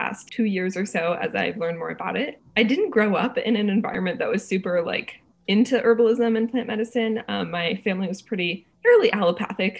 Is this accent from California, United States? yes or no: no; Springfield, New Hampshire, United States; now in Camden, United States; I grew up in Western New Hampshire in a little town called Springfield, and right now I'm living in Camden, Maine.